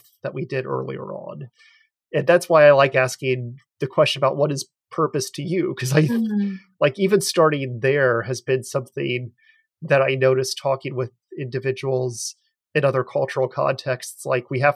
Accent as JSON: {"language": "English", "country": "United States", "also_born_or_lived": "Ottawa, Canada", "lives_now": "St. Louis, United States"}